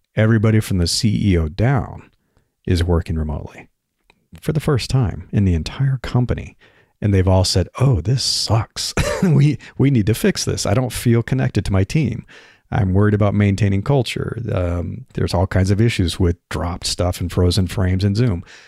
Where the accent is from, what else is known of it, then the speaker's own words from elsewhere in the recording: Nebraska, United States; moved away; I grew up in Nebraska